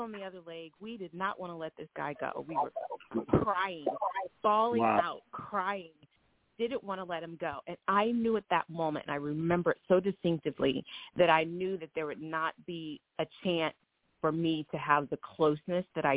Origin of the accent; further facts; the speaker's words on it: Springfield, Ohio, United States; I grew up in Springfield, Ohio